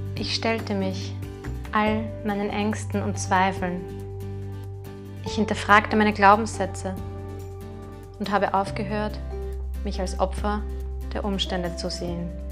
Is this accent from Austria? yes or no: yes; Vienna, Austria; Ich komme aus Wien und darf in dieser traumhaften Stadt leben.